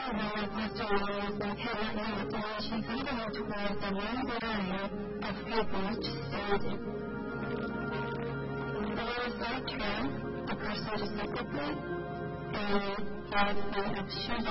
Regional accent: Latvia; I'm from Latvia.

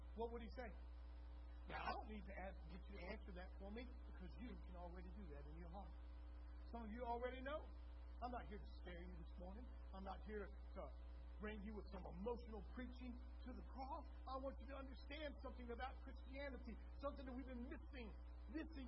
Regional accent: Texas, United States; we're from Texas, so when we say cattle, we often think of longhorns

